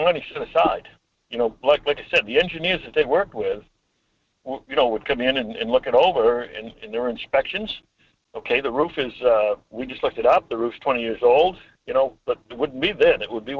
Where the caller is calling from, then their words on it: Homer, Alaska, United States; Hi, Mike. … from Homer.